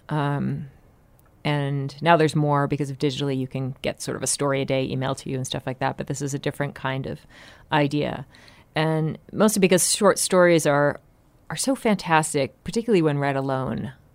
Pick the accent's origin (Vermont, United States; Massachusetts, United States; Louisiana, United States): Massachusetts, United States; Salem; I grew up in Salem, Massachusetts, where it's Halloween three hundred sixty-five days a year